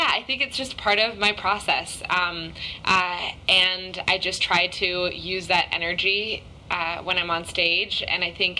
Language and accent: English; Japan; also born or lived in London / Hong Kong; now in Los Angeles, United States; Yeah, I was born in London, and then I grew up in Japan and Hong Kong. And then I moved to Los Angeles just right after graduating high school.